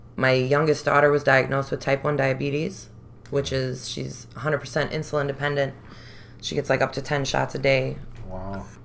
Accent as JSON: {"language": "English", "town": "Chicago", "region": "Illinois", "country": "United States", "tie": "born or raised there", "said": "I was born and raised Rogers Park"}